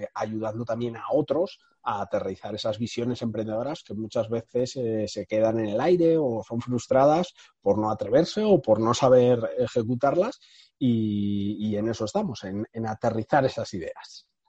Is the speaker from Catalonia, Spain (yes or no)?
no; Madrid, Community of Madrid, Spain; yo, soy de Madrid, eh, tengo 30 años